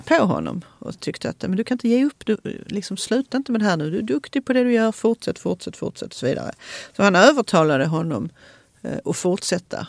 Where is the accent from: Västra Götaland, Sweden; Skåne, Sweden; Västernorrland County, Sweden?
Skåne, Sweden; Malmö; Söderkulla där jag kommer från